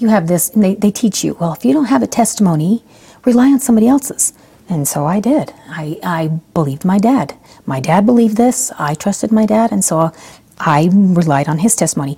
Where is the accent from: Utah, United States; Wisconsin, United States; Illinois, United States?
Utah, United States; Provo; also born or lived in Okinawa, Japan; I grew up in Provo.